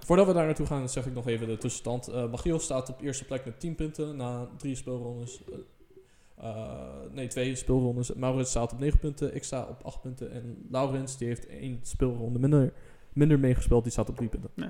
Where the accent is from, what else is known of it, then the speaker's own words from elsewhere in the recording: Netherlands; als Nederlander